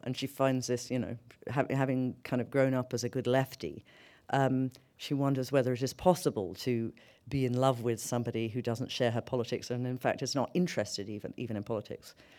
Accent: London, United Kingdom; moved away as an adult; now in New York, United States; I grew up in London.

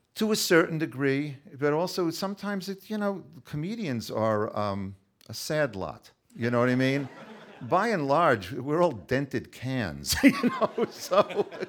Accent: Long Island, New York, United States; moved away; also born or lived in Brooklyn, New York / Los Angeles; growing up on Long Island, uh, in, in the sixties

